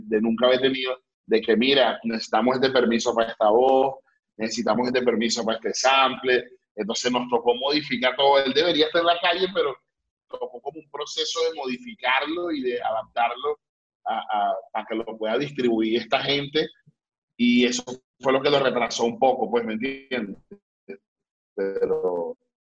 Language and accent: Spanish; Palo Negro, Aragua, Venezuela; moved away; also born or lived in Tenerife; yo soy de un pueblo, yo, yo no soy ni siquiera de Maracay, sino de las afueras